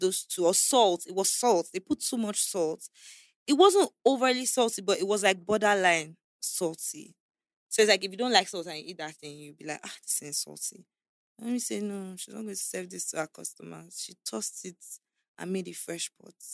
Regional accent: Abuja, Federal Capital Territory, Nigeria; also born or lived in Calabar; I was born in Calabar, um, I was there till I was about four or five, until I was about five years old, when they had my kid sister, Princess. Then we moved to Abuja to live with my uncle.

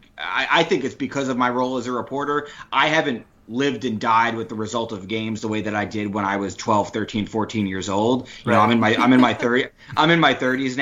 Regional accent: New Rochelle, New York, United States; I grew up in Westchester County, not too far from the city, New Rochelle, New York, to be exact.

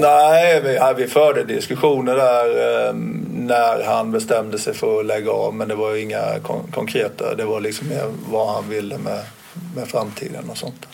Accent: Småland, Sweden; moved away; also born or lived in Helsingborg; jag är inte från Helsingborg från början, men, utan smålänning

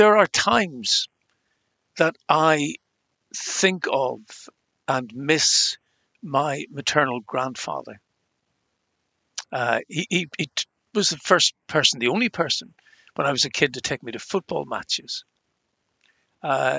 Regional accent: Ireland; accent: Irish; as you can tell from my accent, I'm Irish

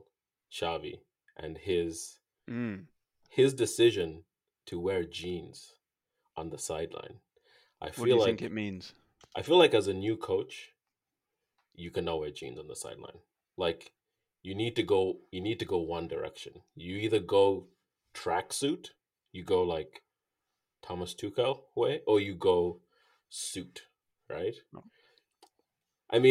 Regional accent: Kenya; moved away as an adult; now in Toronto, Canada; growing up in Kenya

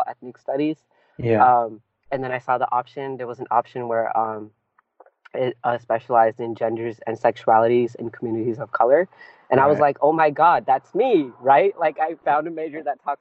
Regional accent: Bay Area, California, United States; first language Punjabi; English is a second language; I'm from the Bay Area in California. I'm born and raised here

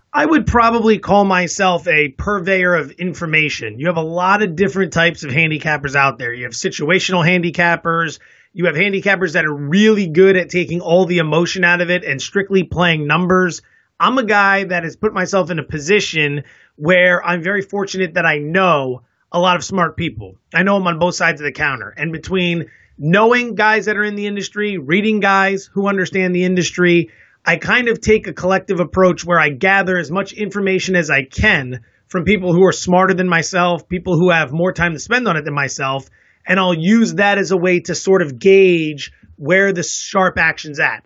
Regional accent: East Coast, United States; moved away as an adult; also born or lived in Las Vegas / San Diego; now in San Francisco, United States; I'm originally from the East Coast

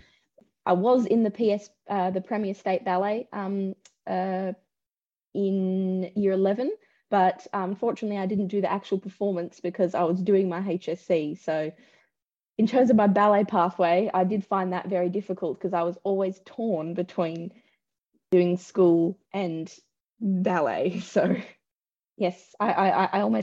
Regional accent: Sydney, New South Wales, Australia; I grew up in Southwest Sydney

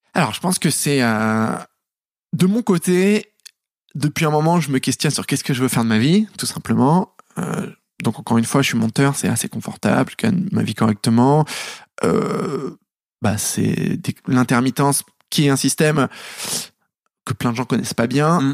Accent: Paris, Île-de-France, France; j'ai grandi à Paris, dans le dixième

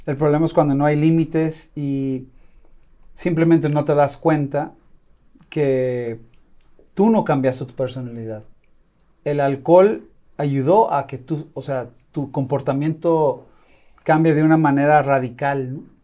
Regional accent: Los Angeles, California, United States; now in Guadalajara, Mexico; yo nací en Los Ángeles

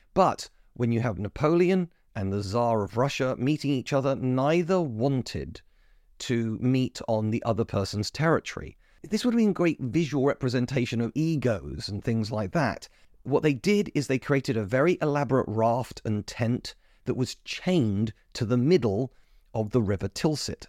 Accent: United Kingdom; As a British person

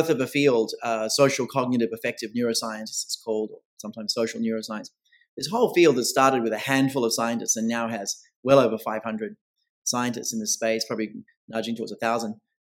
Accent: Australia; now in New York City, United States; I'm originally Australian, born and bred there, based now full-time in New York City

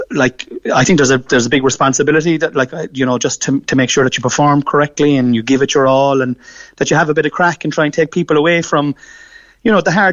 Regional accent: Killavullen, Munster, Ireland; but we live in Killavullen here in North Cork, but I say that, we're from Killavullen

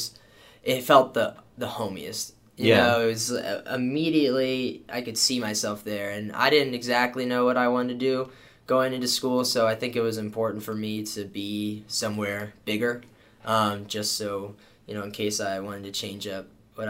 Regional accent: Herndon, Virginia, United States; moved away as an adult; also born or lived in Blacksburg, Virginia; now in Pensacola, United States; I'm from Herndon

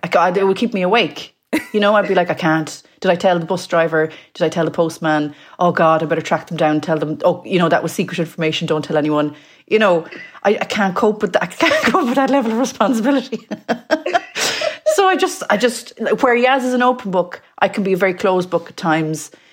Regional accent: Mayo, Connacht, Ireland; now in London, United Kingdom; I'm from Mayo. Um, I live in London.

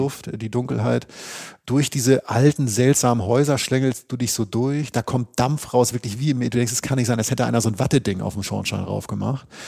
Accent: Northern Germany, Germany; Da komme ich, der Leuchtturm aus Norddeutschland

